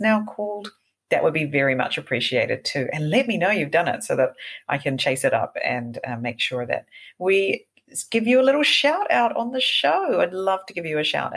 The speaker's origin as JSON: {"language": "English", "country": "New Zealand", "tie": "born or raised there", "moved": "yes", "lives_now": "Japan", "said": "I come from New Zealand where we have things like whitewater rafting, you know, everywhere. And I grew up doing things like whitewater rafting"}